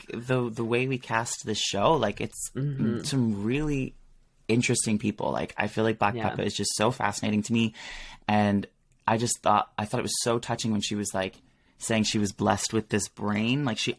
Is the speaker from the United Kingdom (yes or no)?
yes; Peterborough, East of England, United Kingdom; Like, growing up in Peterborough, I just was like, I knew I needed to get out